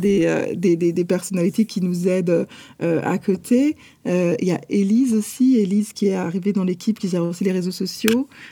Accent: Paris, Île-de-France, France; moved away as an adult; now in Montreal, Canada; sommes nés et nous avons grandi à Paris, en France

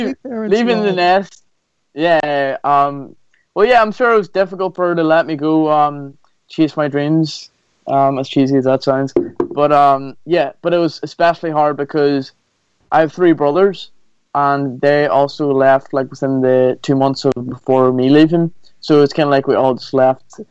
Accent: Magherafelt, Northern Ireland, United Kingdom; moved away as an adult; I love my hometown. I'm from a town called Macrofelt, a small town

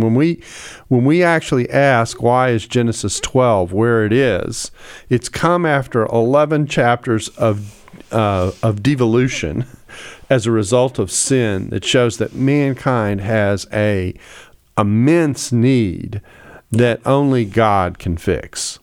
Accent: United States; I'm an American who's often in Australia

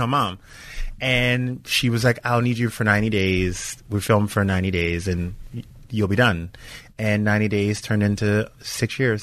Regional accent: Louisiana, United States; moved away as an adult; now in Los Angeles, United States; I was from I'm from Louisiana

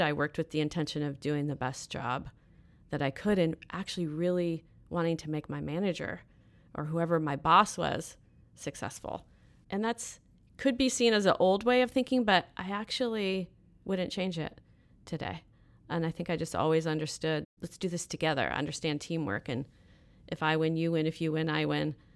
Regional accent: Fairfax, California, United States; I grew up in Northern California. I'm a true Northern California girl, so north of San Francisco in a small little town called Fairfax

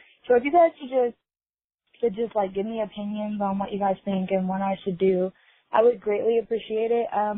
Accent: Gallatin, Tennessee, United States; I'm 21. I'm in college. I'm from Gallatin, Tennessee.

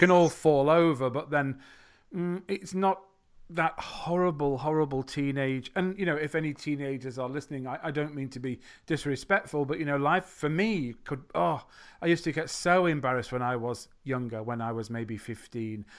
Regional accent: U K, England, United Kingdom; accent: English English, British English; I'm from the U K.

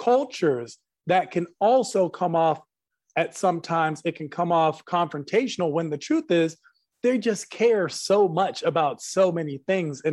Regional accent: United States; growing up in America at a time where being Middle Eastern isn't prized

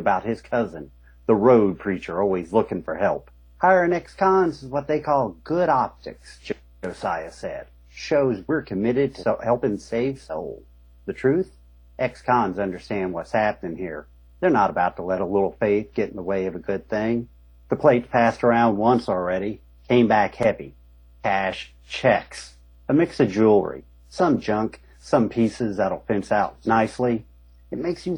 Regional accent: United States; I come from, I grew up in Eastern Kentucky, Southern West Virginia

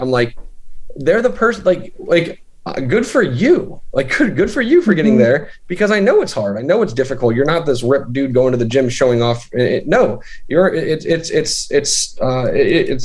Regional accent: Central Pennsylvania, United States; also born or lived in Midwest; we just moved to Central PA, and that's sort of where I grew up

